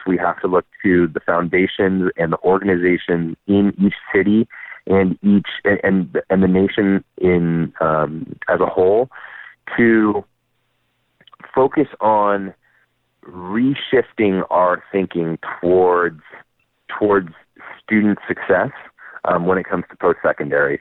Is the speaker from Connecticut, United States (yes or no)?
no; Napa, California, United States; moved away; I was actually born and raised in Napa. So I'm a hometown boy coming home.